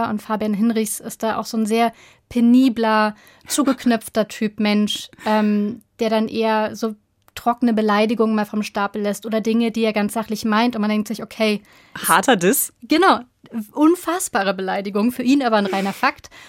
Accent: Berlin, Germany; ich bin aus Berlin. Das heißt, also meine Familie kommt aus der DDR und ich selber habe zum Beispiel irgendwann mal festgestellt auch, dass ich in meiner Kindheit sowjetische Kinderbücher gelesen habe.

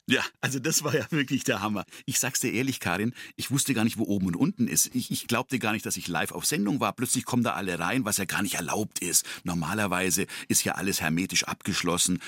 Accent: Tornau, Upper Franconia, Bavaria, Germany; accent: süddeutsche Stimme; Franconian; also born or lived in Nuremberg; now in Munich, Germany; meine Schwester, die ist vier Jahre älter als ich und äh, meine Person, wir sind in diesem Tornau aufgewachsen

